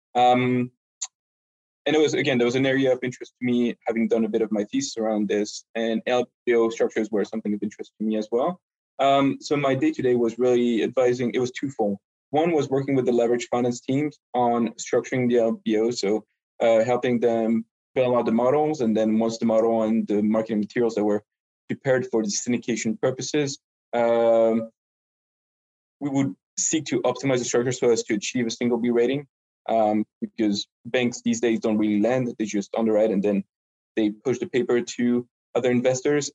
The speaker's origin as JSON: {"language": "English", "country": "France", "also_born_or_lived": "Montreal, Canada / Paris, France / London, United Kingdom", "second_language": "English", "moved": "as an adult", "lives_now": "New York, United States", "said": "I'm just a regular Frenchman who happens to um, speak a bit of English."}